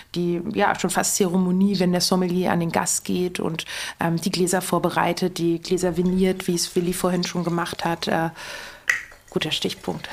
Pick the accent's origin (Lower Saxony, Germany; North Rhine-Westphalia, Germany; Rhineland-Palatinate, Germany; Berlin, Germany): Berlin, Germany; moved away as an adult; Ich bin in Berlin geboren, Berlin-Charlottenburg.